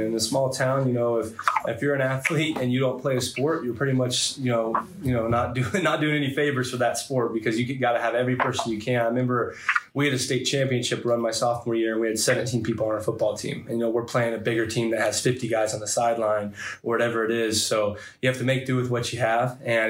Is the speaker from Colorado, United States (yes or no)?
yes; Wiggins, Colorado, United States; growing up in Wiggins is a huge part of my life.